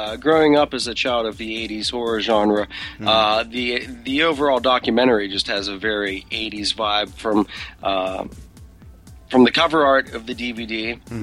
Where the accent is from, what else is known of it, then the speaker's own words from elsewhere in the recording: Pittsburgh, Pennsylvania, United States; moved away; we have people back in my hometown of Pittsburgh